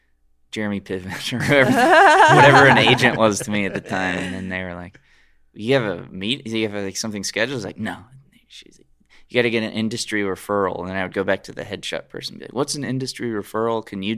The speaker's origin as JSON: {"language": "English", "region": "Alabama", "country": "United States", "tie": "born or raised there", "lives_now": "Los Angeles, United States", "said": "We grew up together in Alabama."}